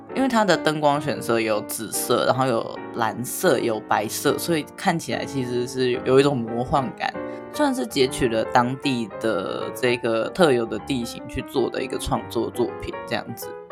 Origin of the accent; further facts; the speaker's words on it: Taichung, Taiwan; 我们台中的人在满十八岁的时候都会去户政事务所领枪啊